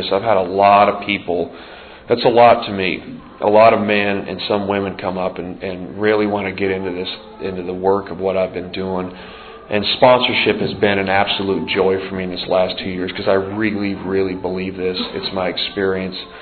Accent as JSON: {"language": "English", "region": "Montana", "country": "United States", "tie": "born or raised there", "moved": "as an adult", "said": "I grew up out in the Northwest in a rough, tough part of the world"}